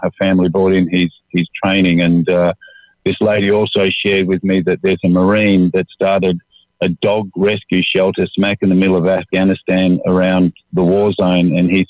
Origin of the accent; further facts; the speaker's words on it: Australia; being an Aussie